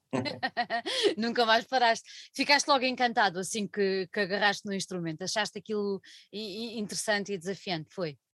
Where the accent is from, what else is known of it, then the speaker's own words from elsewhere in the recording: Alentejo, Portugal; accent: alentejano; also born or lived in Lisbon; eu sou do Alentejo, nasci em Lisboa por, quase por mero acaso